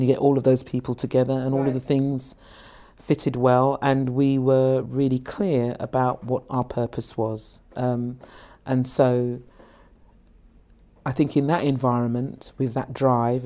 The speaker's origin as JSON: {"language": "English", "region": "London", "country": "United Kingdom", "tie": "born or raised there", "said": "In my hometown where I'm born, 15 minutes away from where I live, in an area that was decimated historically, underdeveloped"}